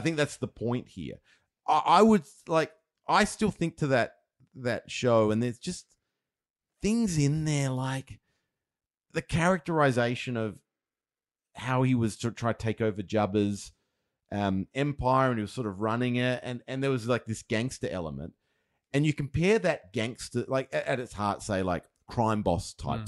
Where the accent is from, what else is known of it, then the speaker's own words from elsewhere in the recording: Australia; being Australian